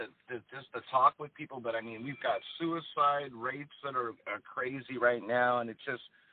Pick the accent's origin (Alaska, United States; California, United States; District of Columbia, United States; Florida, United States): California, United States; I called you up because myself, I'm from Southern California.